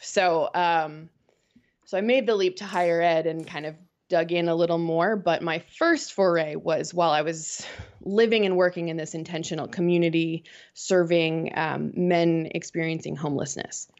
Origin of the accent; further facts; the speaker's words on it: outside of Boston, Massachusetts, United States; moved away as an adult; now in Winston-Salem, United States; I grew up outside of Boston and, um, moved down to North Carolina when Wake Forest offered me the job